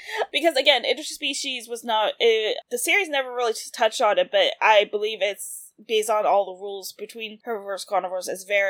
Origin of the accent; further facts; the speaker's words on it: the South, United States; like you and I grew up in the South